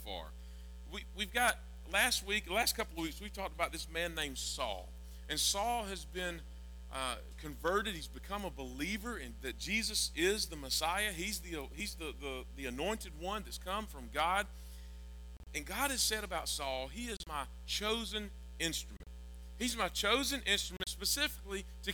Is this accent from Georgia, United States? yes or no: yes; Georgia, United States; I'm from Georgia and I eat grits